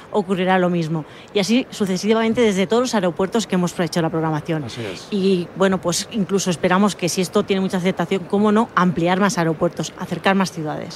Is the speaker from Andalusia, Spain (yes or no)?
no; Mallorca, Balearic Islands, Spain; yo soy mallorquina